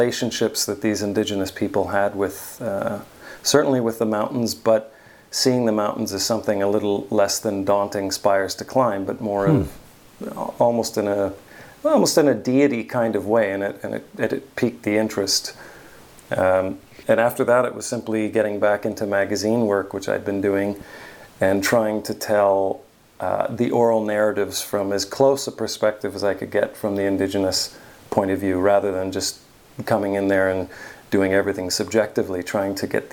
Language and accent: English; small town outside of Ottawa, Ontario, Canada; moved away as an adult; also born or lived in Switzerland / Montreal; now in Honolulu, United States; from a small town outside of Ottawa called Manitic